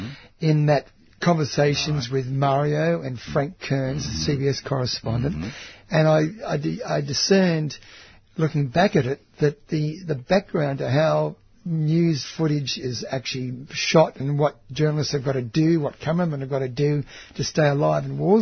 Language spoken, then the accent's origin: English; Australia; I'm from Australia